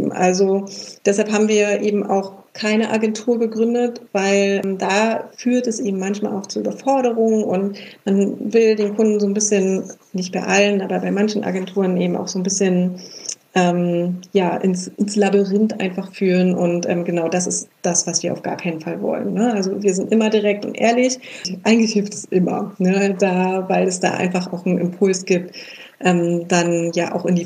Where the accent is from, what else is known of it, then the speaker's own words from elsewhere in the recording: Berlin, Germany; vielleicht ist es auch manchmal diese Berliner Direktheit. Wir kommen beide ja aus Berlin.